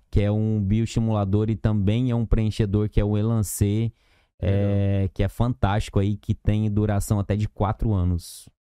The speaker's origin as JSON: {"language": "Portuguese", "town": "Itamogi", "region": "Minas Gerais", "country": "Brazil", "also_born_or_lived": "Franca, São Paulo / Araras, São Paulo", "moved": "as an adult", "lives_now": "Manaus, Brazil", "said": "Eu sou de uma pequena cidade do interior de Minas, que é o sul de Minas Gerais, chamada de Itamogi"}